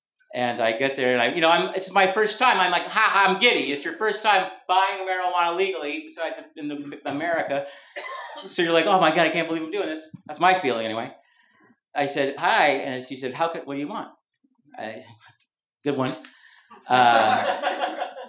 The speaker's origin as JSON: {"language": "English", "town": "Mountain View", "region": "California", "country": "United States", "tie": "born or raised there", "also_born_or_lived": "Brooklyn, New York", "moved": "yes", "said": "When I was growing up in Mountain View, I was the only … in Mountain View, California, Bay Area. I moved to Brooklyn"}